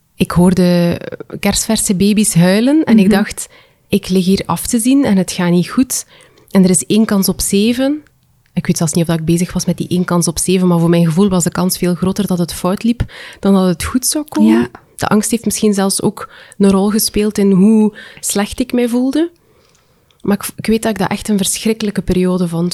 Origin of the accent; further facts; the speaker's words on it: West Flanders, Belgium; ik kom uit West-Vlaanderen